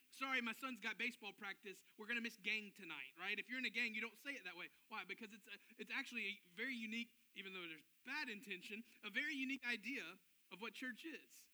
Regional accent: Memphis, Tennessee, United States; we grew up in Memphis

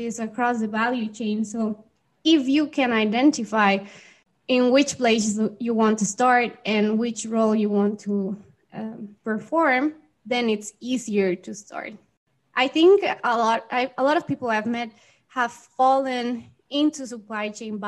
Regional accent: Mexico; also born or lived in Guadalajara, Mexico; I am from Mexico, and I currently live here in Mexico in a city called Guadalajara.

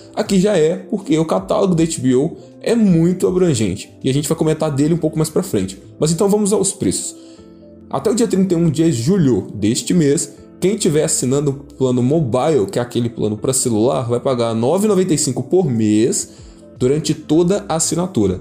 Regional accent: Brazil; Somos brasileiros

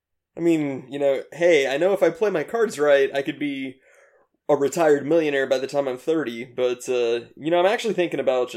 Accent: Ohio, United States; now in Los Angeles, United States; Well, I moved out to Los Angeles here.

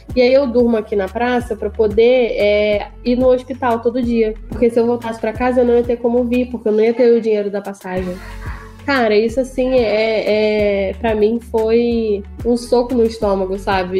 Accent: Rio de Janeiro, Brazil; eu sou do Rio

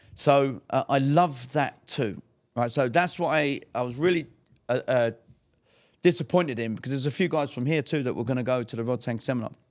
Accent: England, United Kingdom; I'm English too.

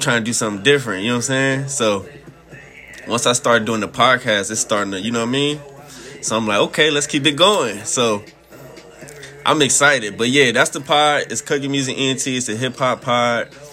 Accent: Washington, District of Columbia, United States; I'm from D.C.

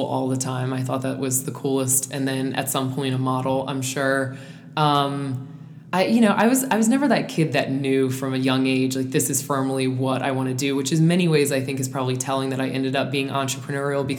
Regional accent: Calvert County, Southern Maryland, United States; we are from Southern Maryland, Calvert County, Maryland, which is the smallest, literally the smallest county in Maryland

